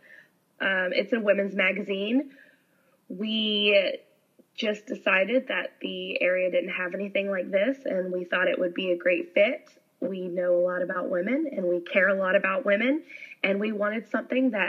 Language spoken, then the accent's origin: English; Georgia, United States; moved away as an adult; now in Gulf Coast, United States; I am originally from Georgia.